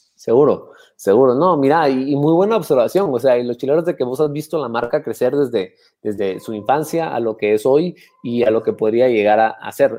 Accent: Antigua Guatemala, Sacatepéquez, Guatemala; Antigua Guatemala, donde yo nací, y crecí

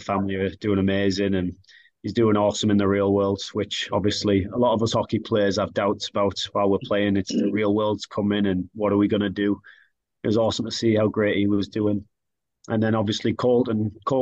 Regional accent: Billingham, North East England, United Kingdom; now in Sheffield, United Kingdom; I'm from the Northeast. I'm proud to be from Billingham.

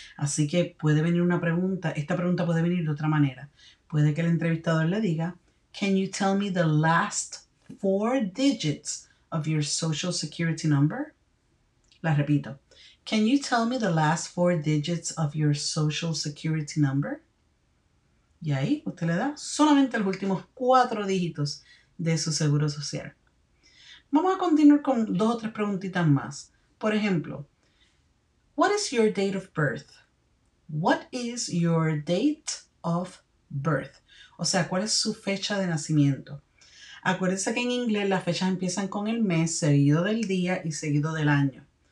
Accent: Puerto Rico; My country of birth is Puerto Rico.

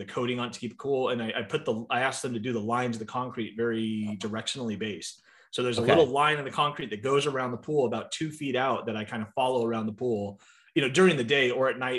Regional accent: San Diego, California, United States; moved away as an adult; now in Phoenix, United States; I born and raised in San Diego.

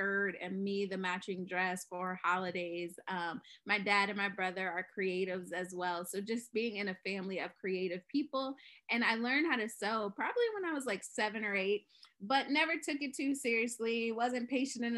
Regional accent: Virginia, United States; moved away as an adult; now in San Diego, United States; I'm originally from Virginia

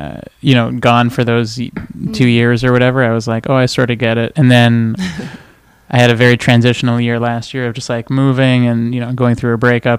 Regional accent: Montreal, Quebec, Canada; also born or lived in Toronto; now in Los Angeles, United States; I grew up in Montreal.

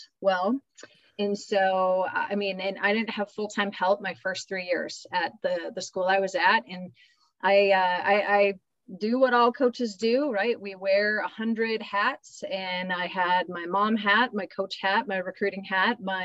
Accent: Minnesota, United States; I'm Minnesota, born and raised

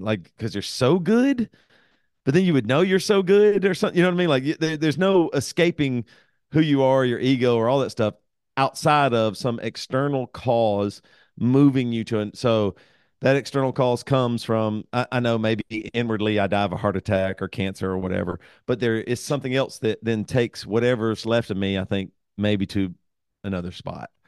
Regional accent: the South, United States; I'm from the South

